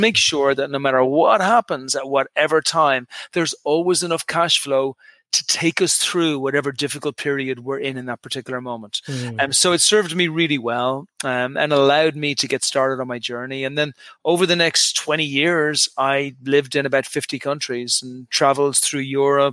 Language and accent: English; Dublin, Leinster, Ireland; moved away as an adult; also born or lived in United Kingdom / New York / Dallas / Houston; now in Santa Monica, United States; I'm an Irish guy originally. I came from Dublin, Ireland. Left to Ireland when I was 18 or 19.